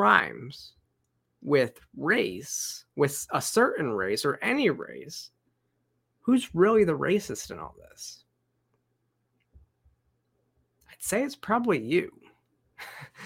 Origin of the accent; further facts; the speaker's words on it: Michigan, United States; moved away; I grew up in Michigan. I graduated from Central Michigan. Most of my family still lives in Michigan.